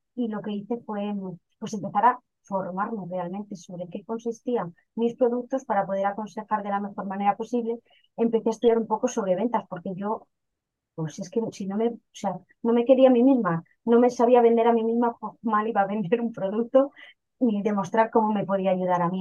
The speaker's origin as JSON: {"language": "Spanish", "town": "León", "region": "Castile and León", "country": "Spain", "said": "soy de una ciudad pequeñita al norte que se llama León, pero realmente vengo de un pueblecito de 30 habitantes que se llama Solanilla, muy cerquita de la ciudad de León."}